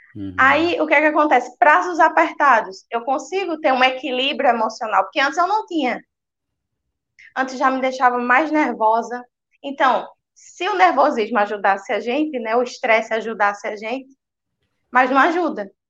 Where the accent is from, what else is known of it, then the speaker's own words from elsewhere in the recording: Recife, Pernambuco, Brazil; Sou de Recife, Pernambuco.